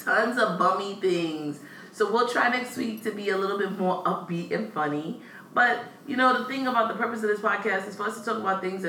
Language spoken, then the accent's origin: English; Brooklyn, New York, United States; we're from Brooklyn, born in Brooklyn, raised in Brooklyn